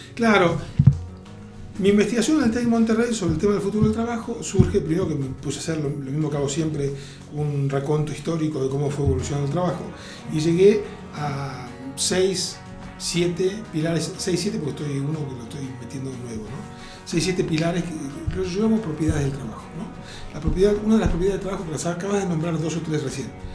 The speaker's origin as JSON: {"language": "Spanish", "country": "Argentina", "tie": "born or raised there", "said": "casi toda mi infancia y adolescencia en Argentina la viví con gobiernos militares"}